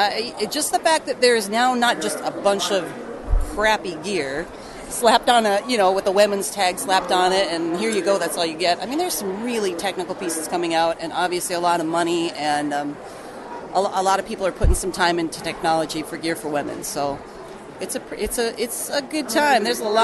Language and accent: English; Northwest, United States; now in Viroqua, United States; I'm originally from the Northwest